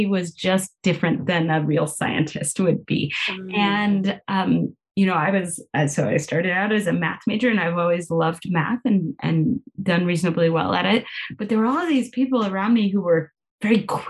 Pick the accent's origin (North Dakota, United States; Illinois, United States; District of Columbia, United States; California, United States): California, United States; now in Pittsburgh, United States; I grew up in California